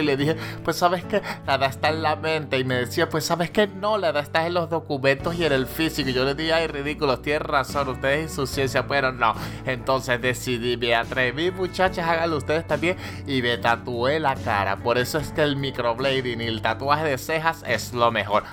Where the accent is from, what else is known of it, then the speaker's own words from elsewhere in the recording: Venezuela; yo soy venezolano